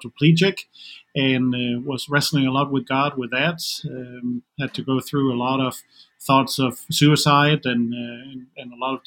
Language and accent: English; Denmark; English is a second language; moved away as an adult; now in United States; I am from Denmark originally, so in case any of the listeners are wondering about my accent, that's where it's coming from